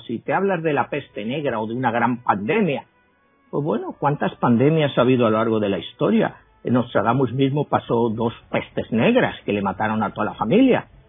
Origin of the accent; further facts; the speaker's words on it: Madrid, Community of Madrid, Spain; moved away as an adult; also born or lived in New York, United States; now in United States; yo nací en Madrid, eh, a los 25 años vine a Estados Unidos